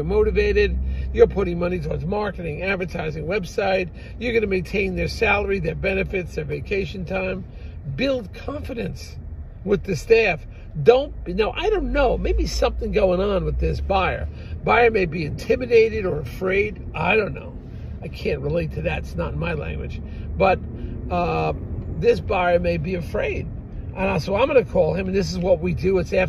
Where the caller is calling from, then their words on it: New Jersey, United States; we're calling you from New Jersey